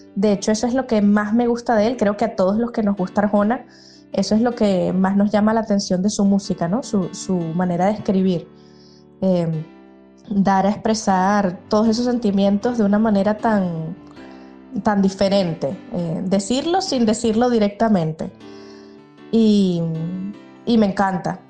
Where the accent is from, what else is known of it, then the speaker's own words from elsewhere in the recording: Caracas, Capital District, Venezuela; moved away as an adult; now in Vigo, Spain; nací en Caracas, Venezuela, pero desde hace 12 años vivo en Vigo, España